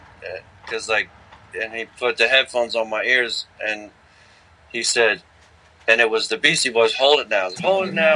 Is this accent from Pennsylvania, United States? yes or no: yes; Philadelphia, Pennsylvania, United States; I grew up in Philadelphia